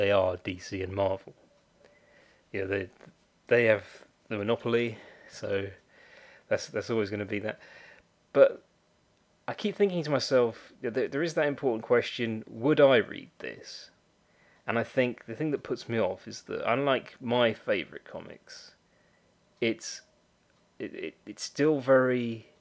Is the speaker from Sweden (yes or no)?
no; United Kingdom; I'm a Brit